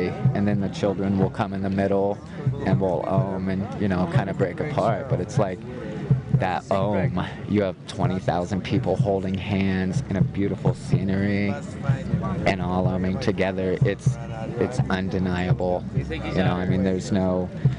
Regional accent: Indiana, United States; I'm from Indiana. So there's no mountains there

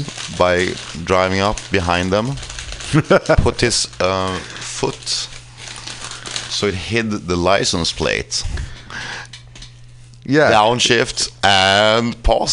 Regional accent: Finland; moved away

